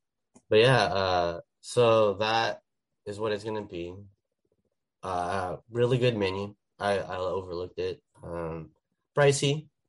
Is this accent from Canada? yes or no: no; Philippines; And I was like, I'm Filipino.